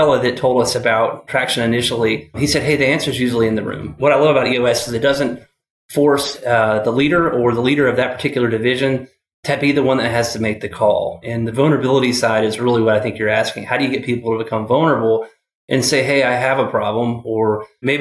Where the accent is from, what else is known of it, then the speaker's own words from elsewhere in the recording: Atlanta, Georgia, United States; moved away as an adult; also born or lived in Clemson, South Carolina; now in Charlotte, United States; I moved here from Atlanta. Well, I grew up in Atlanta. I went to Clemson and then came to Charlotte